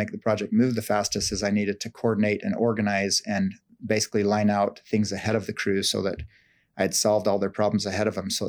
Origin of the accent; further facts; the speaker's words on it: Salt Lake City, Utah, United States; I grew up in Salt Lake City in northern Utah, and it's what most people know of when they think of Utah is like the ski and the snow.